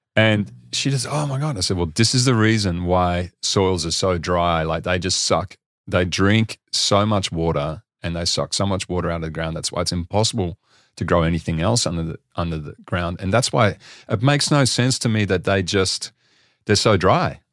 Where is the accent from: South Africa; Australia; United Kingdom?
Australia; I'm actually from Australia